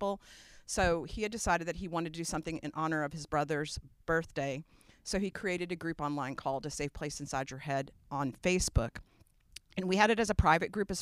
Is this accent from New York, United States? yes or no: yes; New York City, New York, United States; now in Austin, United States; I grew up in New York, in Brooklyn, New York